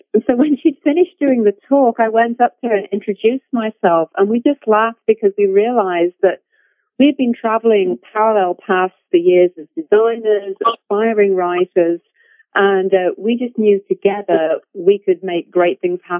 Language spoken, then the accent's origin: English; United Kingdom; moved away; I'm the British half of this duo.